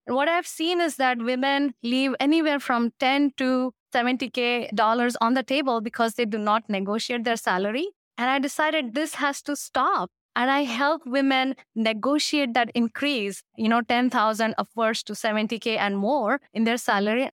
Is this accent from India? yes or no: yes; India; moved away; I come from India, and India bosses do not do those things